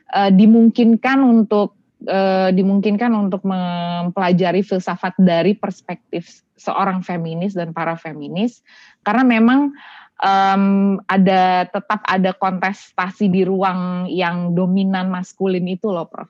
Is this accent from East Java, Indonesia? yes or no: no; Denpasar, Bali, Indonesia; born or raised there; moved away